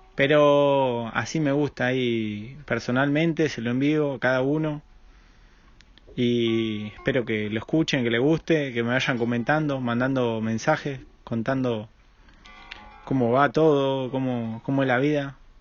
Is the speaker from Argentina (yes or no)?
yes; Argentina; yo también soy de ahí del Paraná, del río, ese chocolate que fluye.